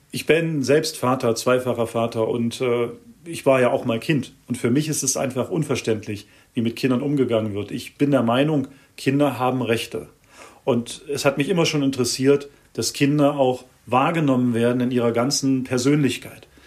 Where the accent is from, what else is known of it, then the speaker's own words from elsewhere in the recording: Germany; now in Switzerland; habe hm, schon über 20 Jahre jetzt in der Schweiz gelebt, stamme ursprünglich aus Deutschland, bin Schweizer Staatsbürger.